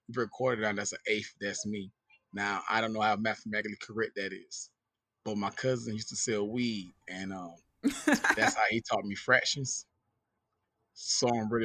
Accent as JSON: {"language": "English", "town": "Danville", "region": "Georgia", "country": "United States", "also_born_or_lived": "Dudley, Georgia / Fort Walton Beach, Florida", "moved": "as an adult", "lives_now": "Tampa, Florida, United States", "said": "I'm originally from a small town called Danville, Georgia. But my mom finally made some money and we moved out. And since then, we've been living in this place called Dudley, Georgia"}